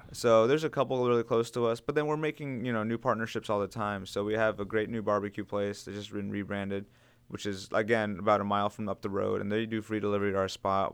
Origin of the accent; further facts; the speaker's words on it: Gaithersburg, Maryland, United States; I'm originally from Montgomery County, uh, so we're still living in Gaithersburg, which is where I originally grew up